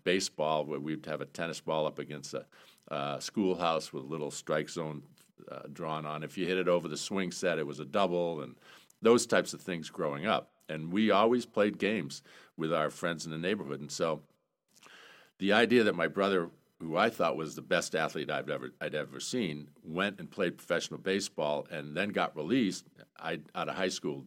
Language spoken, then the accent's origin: English; South Portland, Maine, United States; I grew up in Maine, South Portland, Maine